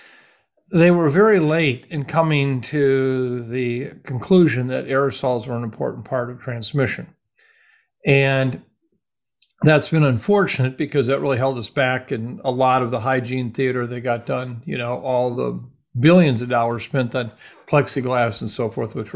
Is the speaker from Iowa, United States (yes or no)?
yes; Iowa, United States; moved away; also born or lived in Minnesota; my hometown Iowa folks